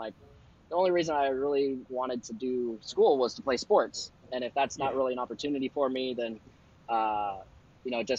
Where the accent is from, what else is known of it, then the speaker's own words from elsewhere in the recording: Wilton, California, United States; I grew up mainly growing up in Wilton, a small country town next to Elk Grove